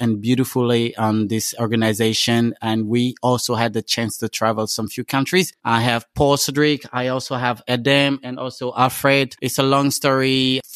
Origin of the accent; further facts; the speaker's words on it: Côte d’Ivoire; first language French; English is a second language; I'm from Ivory Coast